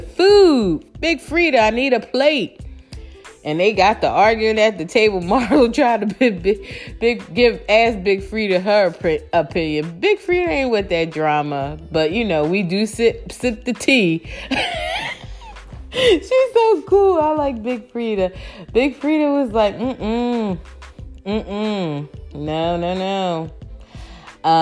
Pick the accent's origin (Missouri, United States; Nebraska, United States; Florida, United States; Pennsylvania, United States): Pennsylvania, United States; Philadelphia; my city, I love my city, you know, I'm from Philly